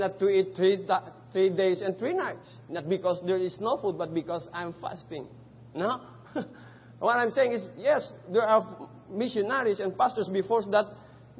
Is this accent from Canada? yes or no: no; Philippines; English is a second language; moved away as an adult; now in Cambodia; they thought I'm not a Filipino until I spoke our own dialect